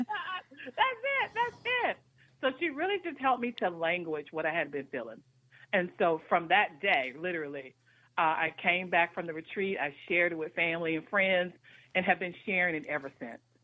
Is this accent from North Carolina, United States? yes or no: yes; North Carolina, United States; now in Washington, D.C., United States; I was born in Washington D.C., but I was actually raised in North Carolina. But I've been in the Washington D.C. area now for almost 30 years